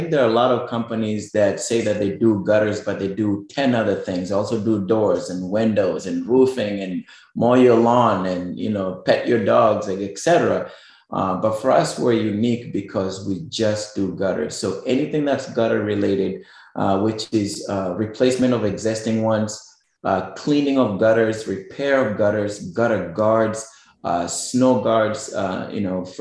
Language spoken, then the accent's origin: English; Kenya; moved away as an adult; also born or lived in New York, United States; now in Lehigh Valley, United States; you might be able to tell from my accent and my last name, I'm actually originally from Kenya, which is East Africa. And that's where I grew up all my life in the village.